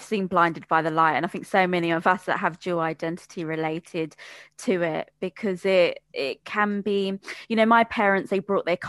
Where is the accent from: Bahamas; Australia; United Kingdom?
United Kingdom; You know, I speak Bengali fluently, went, you know, born and bred in Britain and went to a British school, have a lot of British influences, but also have a traditional Bengali side to me as well.